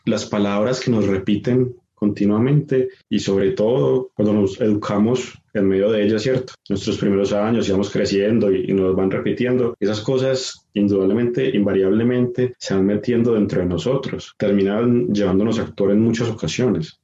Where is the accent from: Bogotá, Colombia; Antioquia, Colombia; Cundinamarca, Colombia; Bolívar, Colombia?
Antioquia, Colombia; Medellín; now in Sabaneta, Colombia; Yo soy de Medellín, vivo en Sabaneta